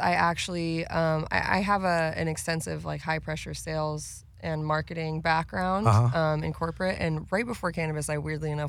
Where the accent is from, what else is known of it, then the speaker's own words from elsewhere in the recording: Oceanside, California, United States; also born or lived in San Diego; Born and raised in SoCal. I'm from San Diego. Shouts out. I actually was born downtown San Diego, raised in Oceanside.